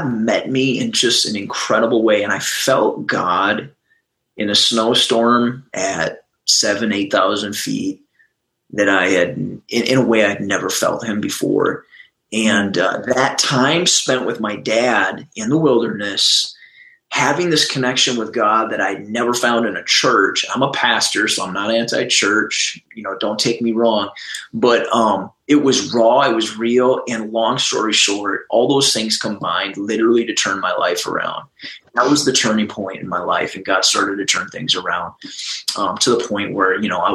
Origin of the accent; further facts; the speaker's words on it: Minnesota, United States; I'm from Minnesota